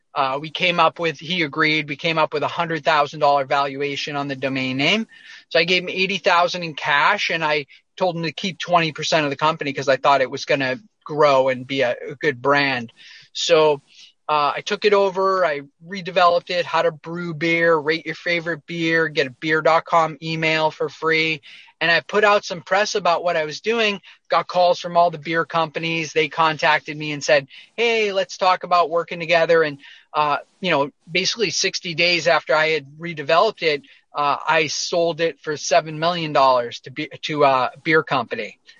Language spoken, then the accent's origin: English; near Boston, Massachusetts, United States; I grew up uh, near Boston, outside of Boston, Massachusetts, in a suburb.